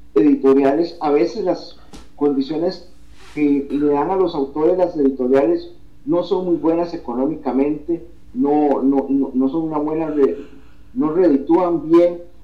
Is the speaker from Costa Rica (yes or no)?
yes; Costa Rica; una publicación ya de acá que hice en mi país de mis primeros dos poemarios, eh, Retratos y El hombre mundano, que se publicó un año después, en el 2014, en la Feria del Libro de San José